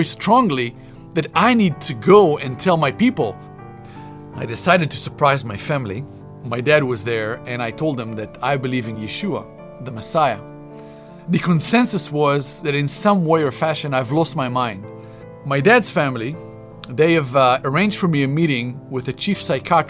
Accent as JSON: {"language": "English", "country": "Israel", "tie": "born or raised there", "said": "Growing up in Israel, I've never ever heard anything about Jesus of Nazareth"}